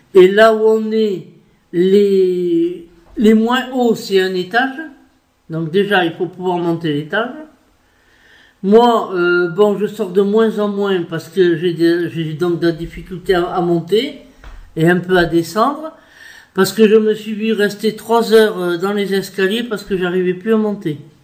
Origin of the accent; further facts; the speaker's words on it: France; je suis française, ok. Je m'estime 100% française